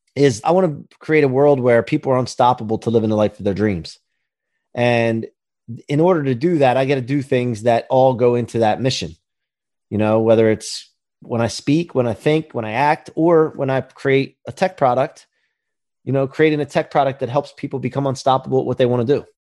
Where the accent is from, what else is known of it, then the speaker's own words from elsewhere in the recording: outside of Philadelphia, Pennsylvania, United States; also born or lived in northeastern Maryland; now in Ocean City, United States; I grew up outside of Philly, and then high school in northeastern Maryland, and then settled here at the beach